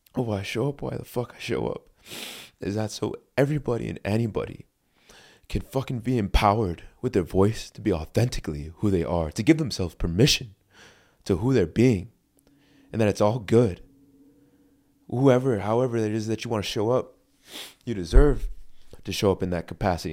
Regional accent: East Hartford, Connecticut, United States; I grew up in East Hartford, Connecticut

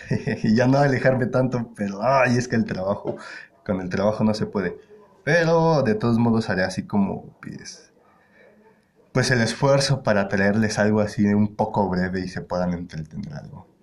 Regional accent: Querétaro, Mexico; todos mis compañeros con los que con los que estamos aquí somos de Querétaro

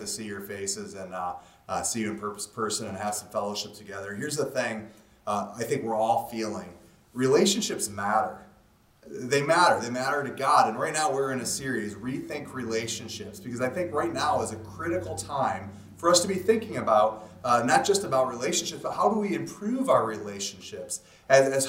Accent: Alaska, United States; I'm from Alaska

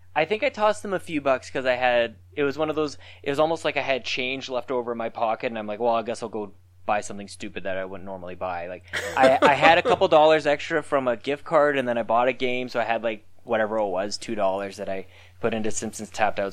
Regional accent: Canada; accent: Canadian; we're definitely Canadian

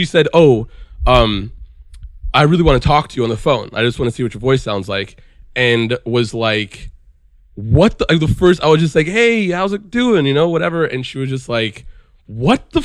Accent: Beverly Hills, California, United States; I grew up in Beverly Hills

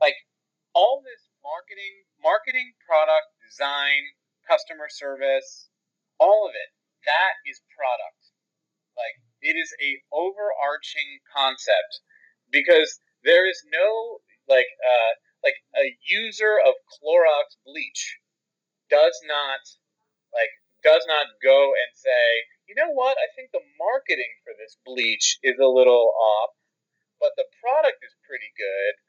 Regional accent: Philadelphia, Pennsylvania, United States; moved away; also born or lived in Pittsburgh; I was actually born um, right outside of Philadelphia. Oh. And I lived in oh. the Philly metro area growing up

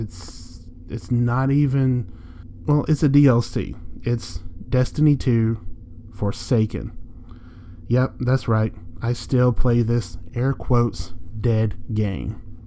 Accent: Jasper, Alabama, United States; I'm from Jasper, Alabama

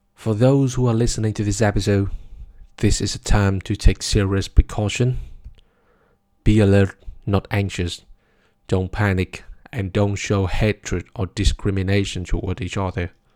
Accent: Vietnam; Vietnam, my home country, a small country in Southeast Asia

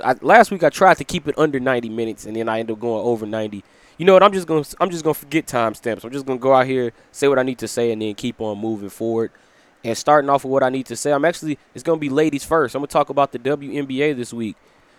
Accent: Chicago, Illinois, United States; coming to you from my hometown of Chicago, Illinois

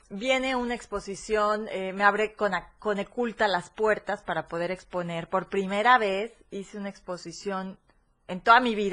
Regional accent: Córdoba, Veracruz, Mexico; moved away as an adult; now in Chiapas, Mexico; soy de Córdoba, nací, viví y, todo ahí.

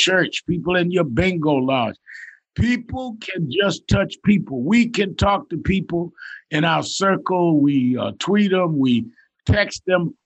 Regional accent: New York, United States; I was raised in New York, born and raised there.

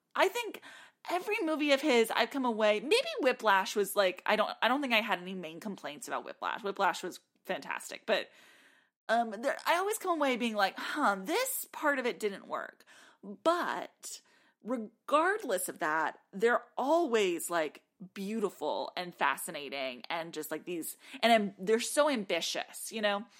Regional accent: South Texas, United States; now in Nashville, United States; growing up in South Texas

